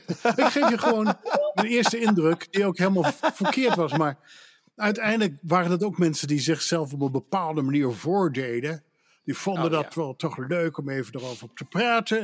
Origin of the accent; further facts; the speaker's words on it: Netherlands; accent: Dutch; moved away as an adult; also born or lived in Pennsylvania / Newport, Vermont; now in United States; ik kwam daar net als een Hollander tussenin